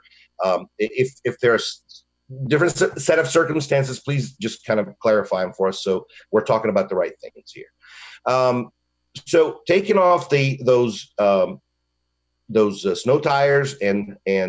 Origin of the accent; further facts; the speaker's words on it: Michigan, United States; now in Longwood, United States; I'm from Michigan, and, you know, in the winter, we could see a negative 30